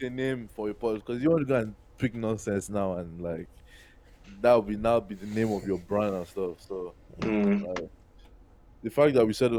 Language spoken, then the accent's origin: English; Nigeria; moved away; we grew up in Nigeria, so that from Lagos part is there